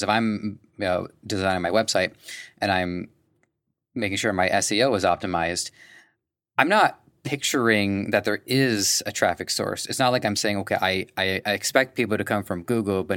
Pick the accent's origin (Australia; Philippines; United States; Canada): Canada; from my perspective of a Canadian